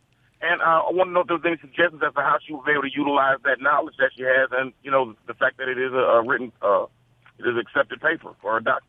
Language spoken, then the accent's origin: English; Detroit, Michigan, United States; now in Tupelo, United States; I'm here in Tupelo. I'm a transplant from Detroit.